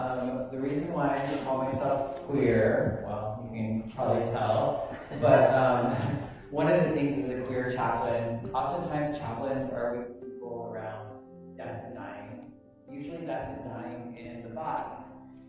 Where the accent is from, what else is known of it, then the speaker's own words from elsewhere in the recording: Wendell, Idaho, United States; moved away; I grew up in Wendell, Idaho